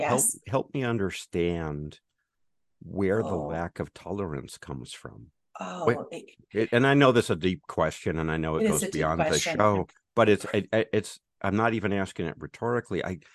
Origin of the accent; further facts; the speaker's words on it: California, United States; from California, where we have concerts, lots of concerts.